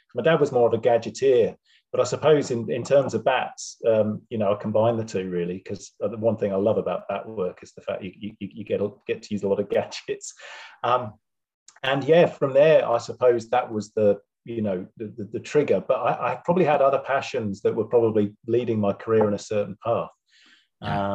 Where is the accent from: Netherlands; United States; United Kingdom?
United Kingdom; Wiltshire, South West England; moved away as an adult; now in New Zealand; I'm originally from, I was born in Wiltshire